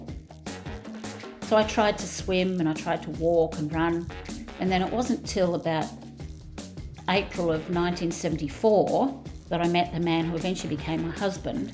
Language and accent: English; Australia